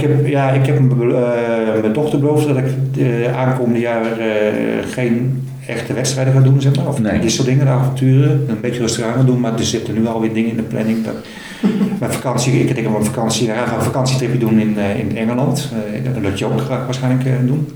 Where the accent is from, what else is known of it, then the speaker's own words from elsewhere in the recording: Netherlands; ik ben een Nederlander